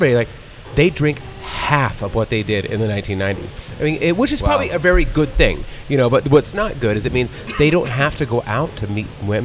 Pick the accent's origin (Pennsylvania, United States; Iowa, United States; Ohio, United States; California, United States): California, United States; San Diego; I'm from San Diego